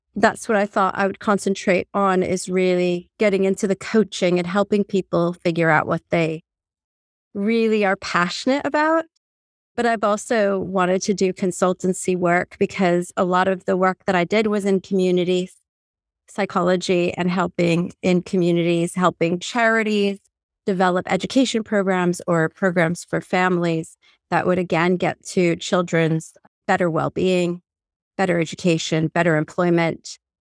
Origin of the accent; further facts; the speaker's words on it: Puerto Rico; also born or lived in New Orleans, United States / Pennsylvania, United States / Örebro, Sweden; now in England; as a Latin American, I'm from Puerto Rico